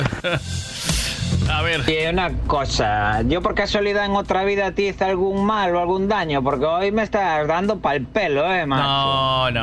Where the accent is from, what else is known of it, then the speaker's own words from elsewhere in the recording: Galicia, Spain; accent: Galician; mi acento gallego